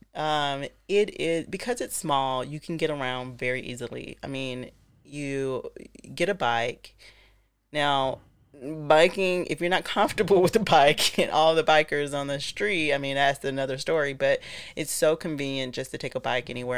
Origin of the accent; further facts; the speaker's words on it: Atlanta, Georgia, United States; also born or lived in Paris / New York / London; now in Amsterdam, Netherlands; I was living you know, growing up in Atlanta